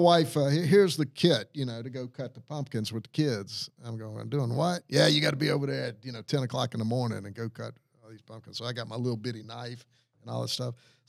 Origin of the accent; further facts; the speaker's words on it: Louisiana, United States; moved away; I grew up down in Louisiana where we have crawfish boils.